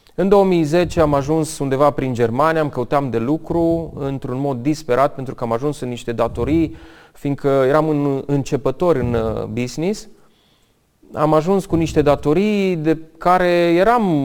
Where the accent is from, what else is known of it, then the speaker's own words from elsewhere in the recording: Romania; also born or lived in United States; m-a făcut să mă întorc înapoi în România pentru că mi-era și foarte dor de casă. Mi-am dat seama că sunt legat de România